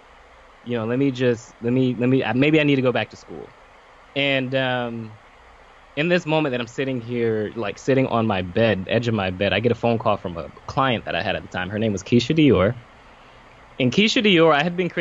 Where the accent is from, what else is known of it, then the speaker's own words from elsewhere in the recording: Pompano Beach, Florida, United States; I'm from Pompano Beach, Florida, but here in Boca, went to Lane University